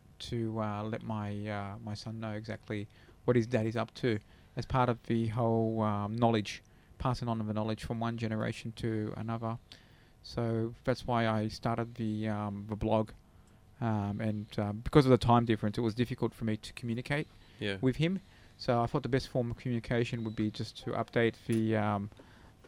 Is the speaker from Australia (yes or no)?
yes; Australia; Yes, I am